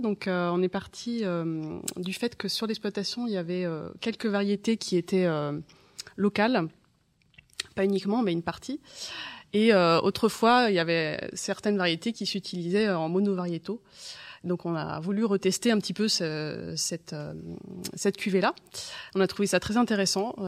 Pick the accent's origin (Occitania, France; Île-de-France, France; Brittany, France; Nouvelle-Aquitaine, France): Brittany, France; Janzé; also born or lived in Rennes; je suis née à Rennes. Euh, j'ai grandi à Janzé sur l'exploitation familiale.